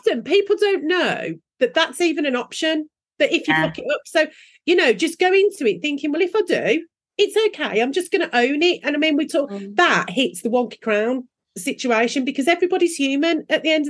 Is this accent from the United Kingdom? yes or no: yes; England, United Kingdom; we are English